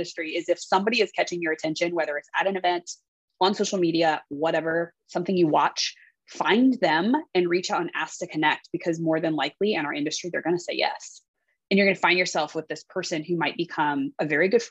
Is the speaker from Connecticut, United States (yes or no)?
no; Columbus, Ohio, United States; moved away as an adult; also born or lived in Los Angeles, California; I'm from Columbus, Ohio.